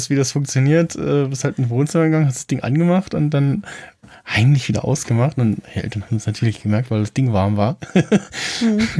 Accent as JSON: {"language": "German", "region": "East Germany", "country": "Germany", "tie": "born or raised there", "said": "in der DDR geboren, ja, am 9."}